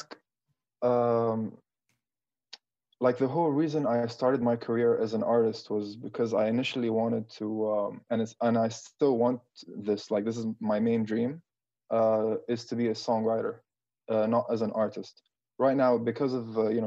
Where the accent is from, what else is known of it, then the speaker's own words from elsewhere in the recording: Latakia, Latakia Governorate, Syria; now in Dubai, United Arab Emirates; I'm from Latakia